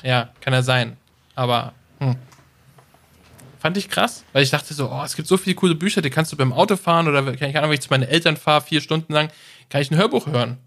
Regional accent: Germany; als Deutsche

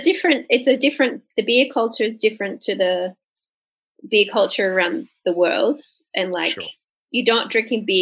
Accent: Australia; I'm Australian

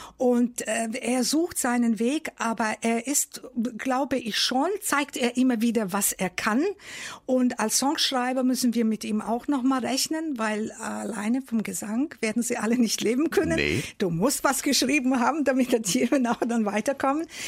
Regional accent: Novi Sad, Vojvodina, Serbia; now in Germany; ich bin in Novi Sad in Serbien groß geworden.

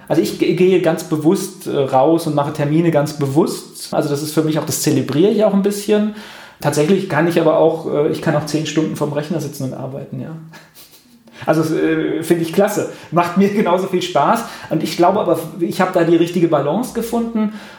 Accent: Mainz, Rhineland-Palatinate, Germany; in Mainz, das ist so meine Heimatregion

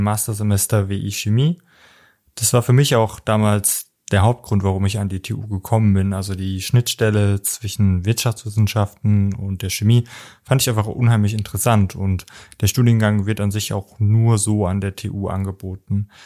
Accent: near Homburg, Saarland, Germany; moved away; ich komme ursprünglich aus dem Saarland in der Nähe von Homburg

